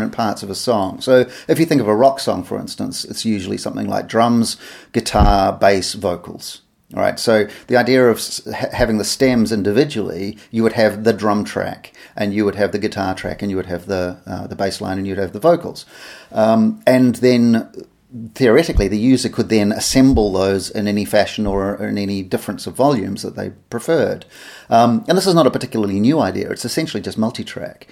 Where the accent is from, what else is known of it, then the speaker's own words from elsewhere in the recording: New Zealand; moved away; I'm from New Zealand originally